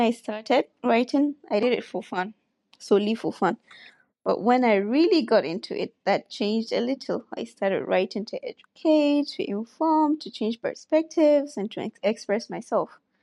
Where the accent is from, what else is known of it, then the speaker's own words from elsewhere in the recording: Katsina, Nigeria; I'm from Katsina.